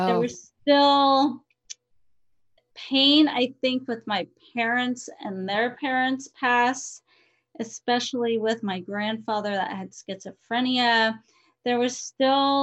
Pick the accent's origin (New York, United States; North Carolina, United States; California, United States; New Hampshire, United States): California, United States; San Diego; moved away as an adult; also born or lived in Colorado; now in Oregon, United States; I'm originally from San Diego, California, and I didn't know how good I had it in San Diego, California